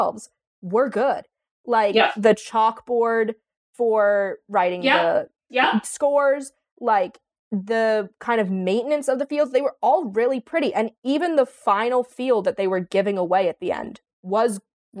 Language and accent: English; East Coast, United States; I'm from the East Coast